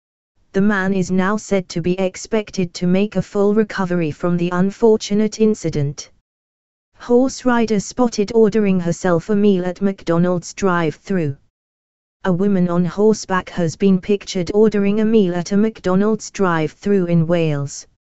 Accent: Oslo, Norway; now in London, United Kingdom; I've always loved London. I moved here years ago, studied here, live here, and have family here. But I grew up in Oslo, Norway.

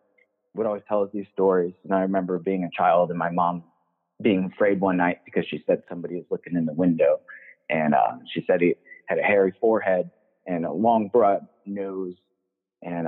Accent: New England, United States; now in Cottage Grove, United States; born and raised in New England, growing up in the forest out there

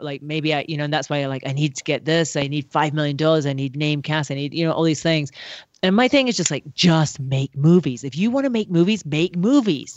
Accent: Scotland, United Kingdom; moved away; I'm from Scotland

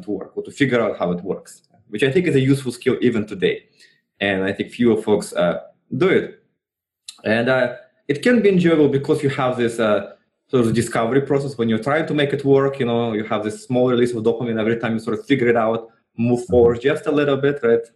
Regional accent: Russia; moved away; I was still in Russia. So I grew up in Russia

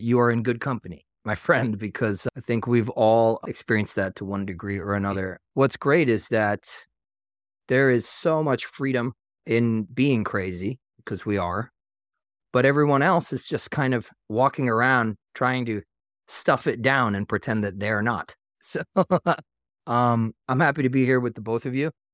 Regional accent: Long Island, New York, United States; moved away as an adult; now in North Carolina, United States; I grew up on Long Island

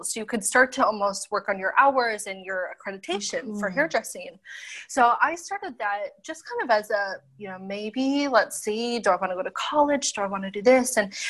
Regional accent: Minnesota, United States; now in Australia; So originally I am from Minnesota.

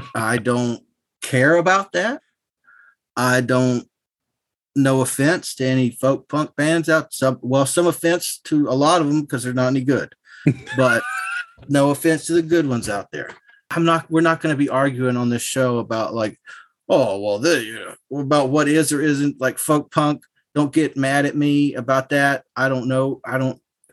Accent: rural North Carolina, United States; I'm a good, honest, working class person from rural North Carolina

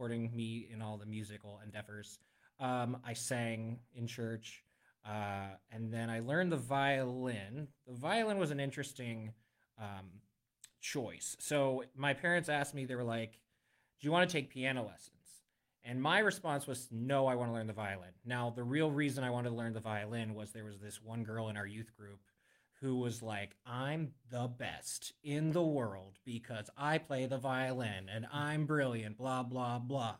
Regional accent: Western Pennsylvania, United States; moved away as an adult; now in Central Pennsylvania, United States; I'm from Western PA. I'm not from this side of the state.

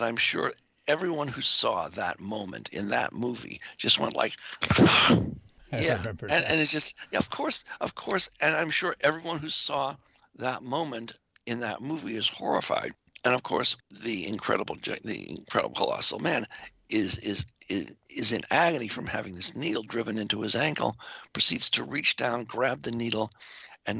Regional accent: Boston, Massachusetts, United States; I grew up in Boston

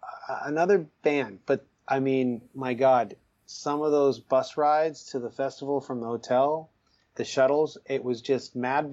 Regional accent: Toronto, Ontario, Canada; I'm from Scarborough

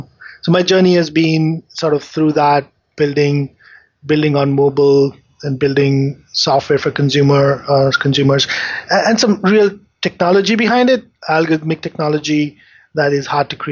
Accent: India; moved away as an adult; So I grew up in India.

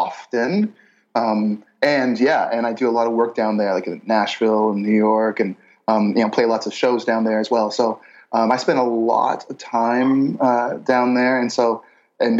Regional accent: Canada; I am Canadian, so I'm hanging out just outside Toronto, Ontario

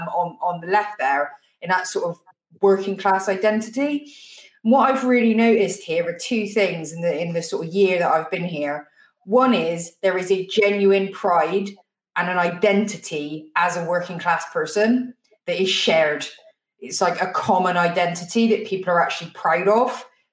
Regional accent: Bristol, South West England, United Kingdom; moved away as an adult; now in Wales, United Kingdom; I'm from Bristol originally

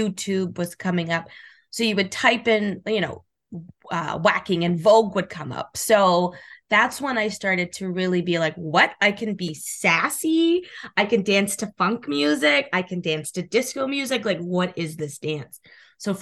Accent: Calgary, Alberta, Canada; I'm originally from Calgary, Alberta

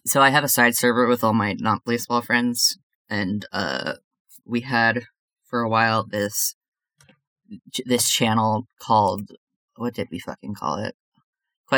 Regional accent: Canada

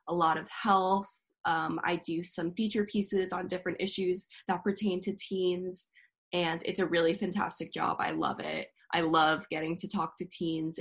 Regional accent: Connecticut, United States; moved away as an adult; also born or lived in Chicago; now in New York City, United States; I am from Connecticut originally, a very small town.

